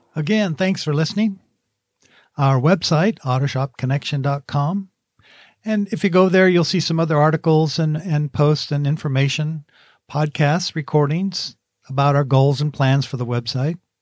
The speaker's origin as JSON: {"language": "English", "town": "Oak View", "region": "California", "country": "United States", "tie": "born or raised there", "said": "in my hometown of Oakview, California."}